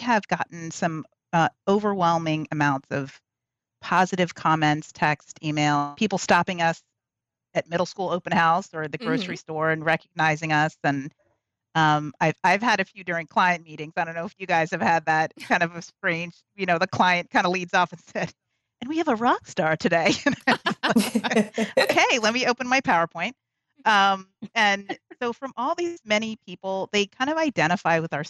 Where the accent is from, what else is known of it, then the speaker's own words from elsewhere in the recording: Texas, United States; I'm from Texas